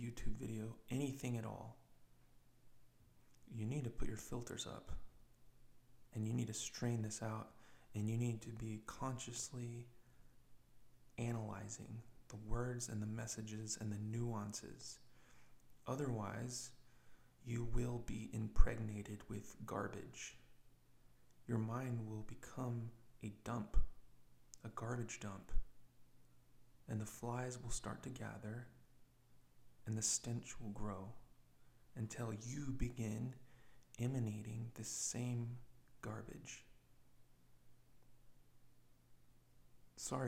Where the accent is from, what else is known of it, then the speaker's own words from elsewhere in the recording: United States; I'm an American person.